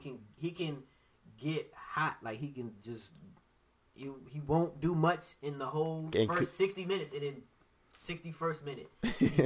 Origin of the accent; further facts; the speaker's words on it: Costa Rica; I kind of that's my home country.